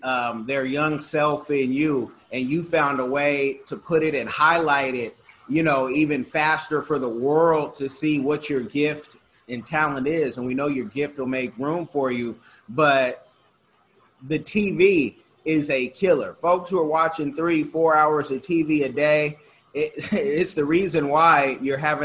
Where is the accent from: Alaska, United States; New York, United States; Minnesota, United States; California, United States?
California, United States; Bay Area; growing up in the Bay Area where it was a mix